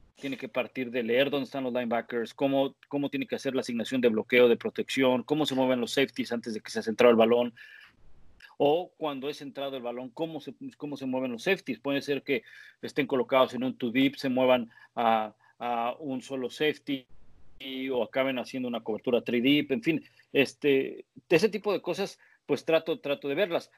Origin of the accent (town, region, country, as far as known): Mexico; now in New England, United States